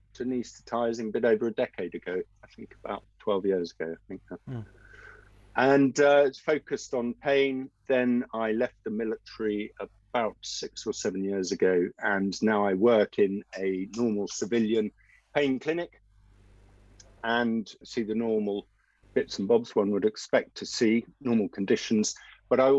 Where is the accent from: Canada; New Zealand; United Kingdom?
United Kingdom; England; an Englishman